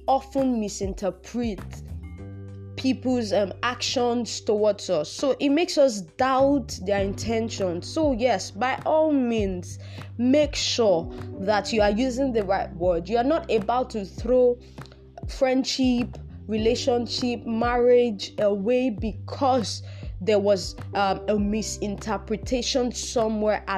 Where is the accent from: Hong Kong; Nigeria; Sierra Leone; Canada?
Nigeria; I'm Nigerian